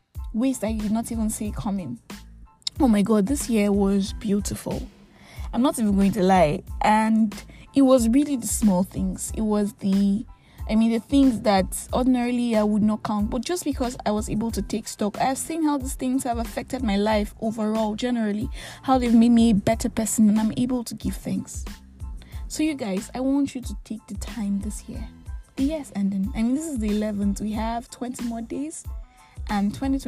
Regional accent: Nigeria; I am that Nigerian Christian

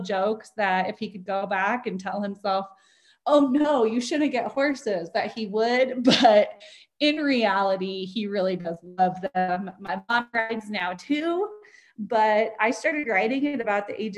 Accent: Spokane, Washington, United States; So born and raised in Spokane, Washington, and my whole family's still in the Spokane, Coeur d'Alene area.

